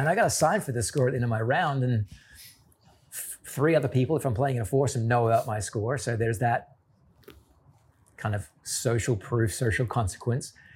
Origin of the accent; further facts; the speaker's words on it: Australia; being an Australian